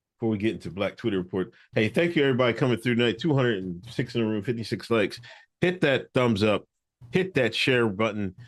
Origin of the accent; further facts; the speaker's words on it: Exeter, Pennsylvania, United States; I'm straight from Exeter, Pennsylvania, fucking son of a nurse and a crane operator